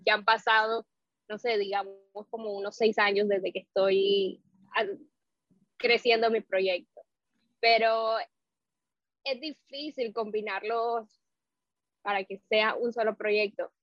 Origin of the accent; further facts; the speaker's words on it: Nicaragua; now in Miami, United States; yo soy de Nicaragua, pero curiosamente nicaragüense, y aquí en Miami, yo radico en Miami